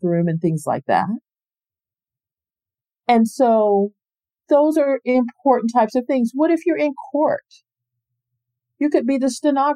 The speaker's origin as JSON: {"language": "English", "area": "Space Coast", "region": "Florida", "country": "United States", "tie": "born or raised there", "said": "I grew up in Florida. I'm born and raised here on the Space Coast."}